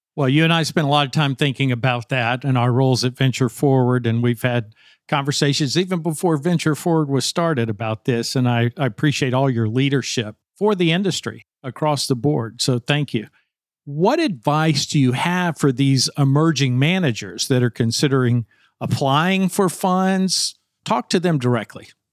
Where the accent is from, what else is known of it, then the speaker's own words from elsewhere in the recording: Arkansas, United States; now in Washington, D.C., United States; Northwest Arkansas, my home state